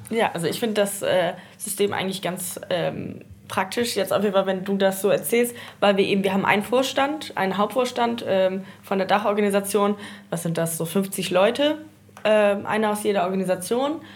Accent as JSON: {"language": "German", "area": "North Schleswig", "region": "Southern Denmark", "country": "Denmark", "tie": "born or raised there", "said": "Ich sehe mich eher so als Nordschleswigerin und im Grenzland aufgewachsen"}